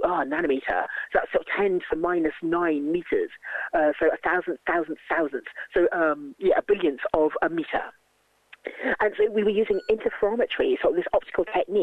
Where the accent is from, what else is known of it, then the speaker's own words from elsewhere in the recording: London, United Kingdom; I was brought up in London and sort of lived in big cities all my life